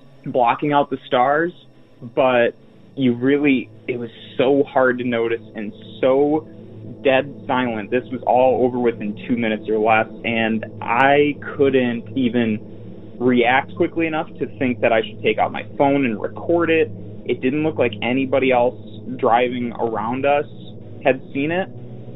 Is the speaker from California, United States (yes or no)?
no; Roscoe, Illinois, United States; my hometown in Roscoe, Illinois